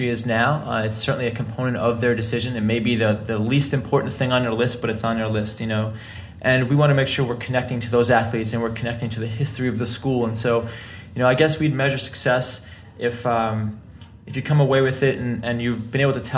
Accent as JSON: {"language": "English", "region": "New York", "country": "United States", "said": "I'm from New York"}